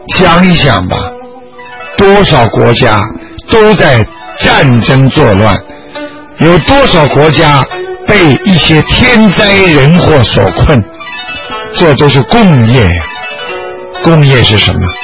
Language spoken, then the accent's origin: Chinese; China; 我们中国人